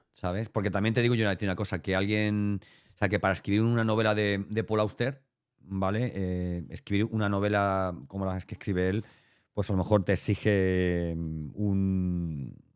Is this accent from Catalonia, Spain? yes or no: no; Elche, Valencian Community, Spain; now in Andalusia, Spain; nosotros somos ilicitanos